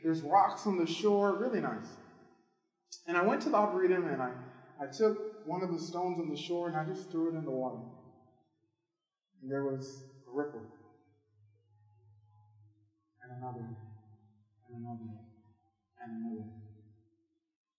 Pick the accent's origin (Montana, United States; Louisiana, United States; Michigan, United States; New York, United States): Louisiana, United States; New Orleans; moved away; I'm originally from New Orleans